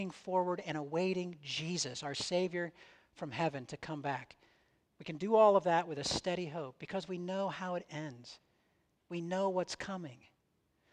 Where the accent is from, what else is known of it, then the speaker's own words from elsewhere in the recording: United States; I was born in the United States. I'm a citizen of the United States. I speak, think, and act like someone from the United States in many, many ways